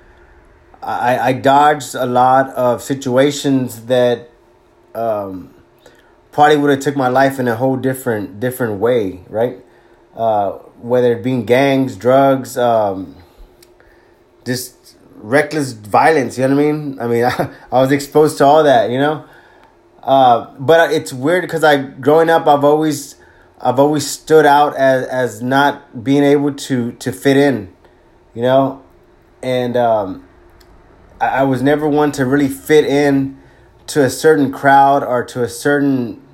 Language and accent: English; Corpus Christi, Texas, United States; also born or lived in Bay City, Texas; at a young age we relocated to Corpus Christi, Texas